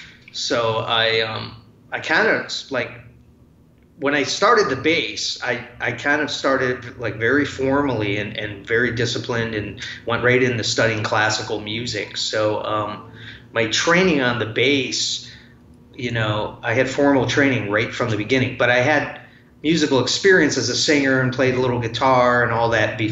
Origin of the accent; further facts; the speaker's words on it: Detroit, Michigan, United States; I grew up where I'm at right now, but I've moved around many times. But I grew up in the Detroit area. Came from a family of musicians.